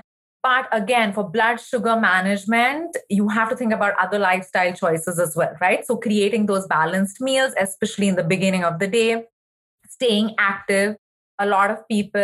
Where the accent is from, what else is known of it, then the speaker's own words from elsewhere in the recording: India; moved away; I remember even growing up in India